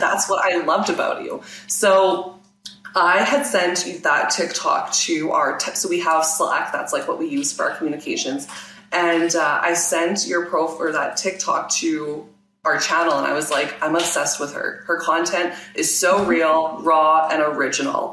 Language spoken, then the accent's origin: English; Regina, Saskatchewan, Canada; So I am based in Regina, Saskatchewan, which is in Canada. And I was born here, raised here, and I'm still here